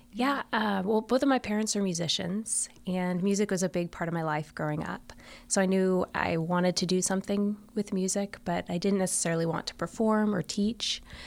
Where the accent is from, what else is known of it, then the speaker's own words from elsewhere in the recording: Florida, United States; the state where I grew up in Florida